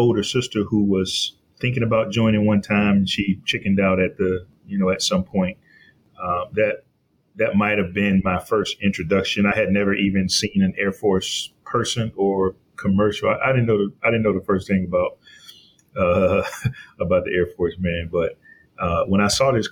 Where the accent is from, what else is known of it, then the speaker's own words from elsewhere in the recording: Columbus, Georgia, United States; I grew up in Columbus, Georgia, military town